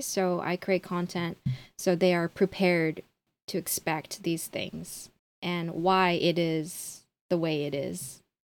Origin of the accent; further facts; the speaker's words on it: Honolulu, Hawaii, United States; moved away as an adult; now in Tokyo, Japan; born and raised in Honolulu, Hawaii, but I currently live in Tokyo.